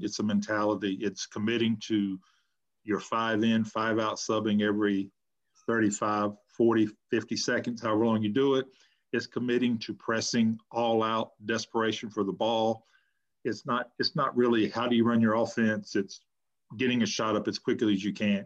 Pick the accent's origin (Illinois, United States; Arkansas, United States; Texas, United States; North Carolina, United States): North Carolina, United States; I moved back to my hometown